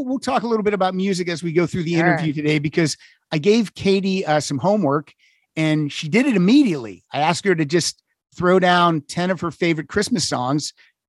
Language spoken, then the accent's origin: English; Pennsylvania, United States; I grew up in Pennsylvania, very small town.